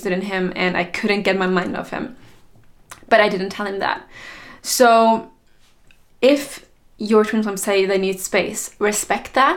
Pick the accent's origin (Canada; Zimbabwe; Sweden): Sweden; I went back to Sweden, my home country